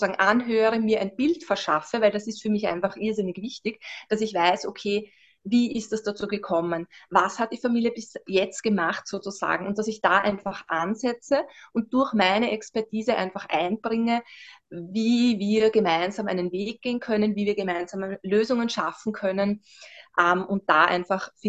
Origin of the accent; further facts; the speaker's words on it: Vienna, Austria; Wie gesagt, ich bin aus Österreich, wie schon an, anfangs erwähnt, ähm, genau aus Wien.